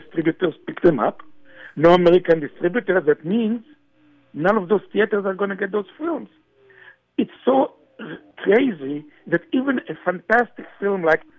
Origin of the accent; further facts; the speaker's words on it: Israel; moved away; in Israel, when I grew up